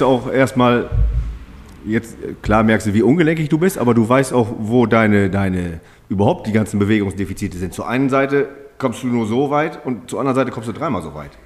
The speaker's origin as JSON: {"language": "German", "country": "Germany", "said": "ich komme aus Bromte"}